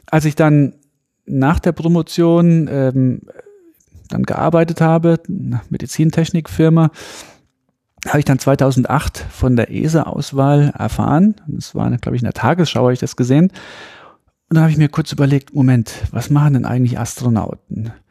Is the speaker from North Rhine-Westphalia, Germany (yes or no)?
no; Saarland, Germany; ich bin ja aus dem Saarland, sehr dünn besiedelt und zu der Zeit ähm, hat man ja noch ein bisschen den, als ich klein war, hat man noch den Kalten Krieg, ähm, zwar Tieffluggebiet, Rammstein ist in der Nähe, die amerikanische Airbase.